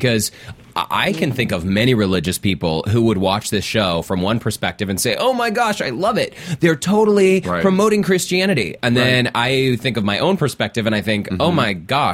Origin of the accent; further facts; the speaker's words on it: Salt Lake City, Utah, United States; having grown up in a very religious, conservative place, I'm from Salt Lake City, my entire family is Mormon